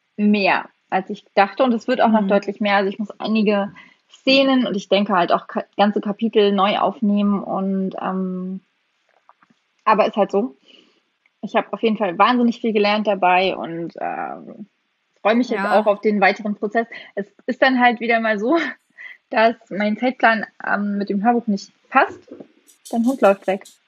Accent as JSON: {"language": "German", "region": "East Germany", "country": "Germany", "tie": "born or raised there", "also_born_or_lived": "West Berlin", "moved": "yes", "lives_now": "Berlin, Germany", "said": "ich bin ja im Osten groß geworden"}